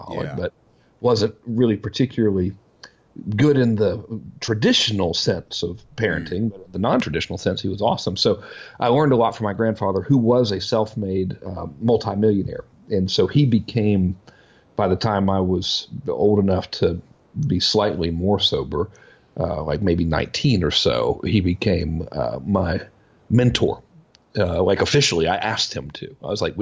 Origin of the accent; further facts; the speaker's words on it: Macon, Georgia, United States; I grew up in Macon, Georgia, you know, no brothers and sisters